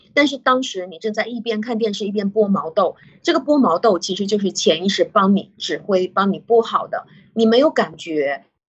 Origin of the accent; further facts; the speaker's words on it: China; 我们中国人